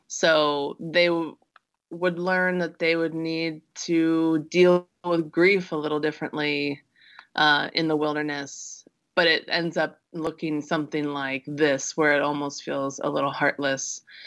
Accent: Midwest, United States; I grew up in the Midwest

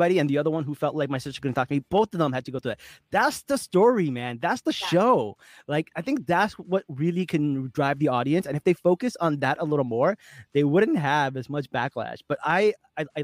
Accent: Newark, New Jersey, United States; moved away as an adult; I grew up in Newark, New Jersey. I was there till I was like 20

